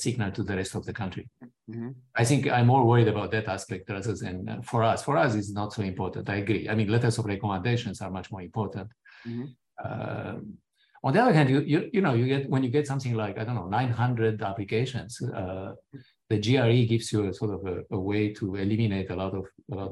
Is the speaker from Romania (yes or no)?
yes; Romania; moved away; my own personal experiences growing up in Romania